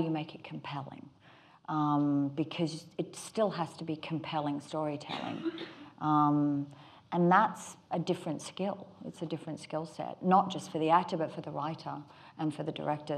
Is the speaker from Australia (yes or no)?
yes; Australia; accent: Australian; my Australian accent